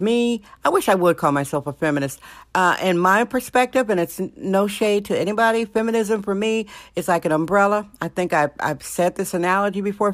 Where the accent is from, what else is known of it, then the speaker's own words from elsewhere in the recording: Milwaukee, Wisconsin, United States; also born or lived in California; now in San Francisco, United States; I was born in Milwaukee, Wisconsin, and lived in California more than half of my life